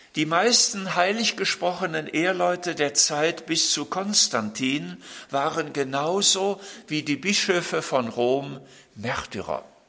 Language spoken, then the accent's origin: German; Germany; bei uns in Deutschland